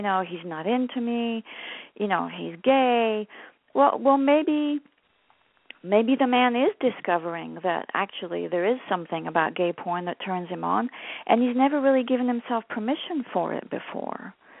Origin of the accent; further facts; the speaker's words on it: France; moved away as an adult; now in United States; I was born and raised in France. I know I don't sound French. I came to the U.S. when I was 19. My mother's British, so I grew up bilingual.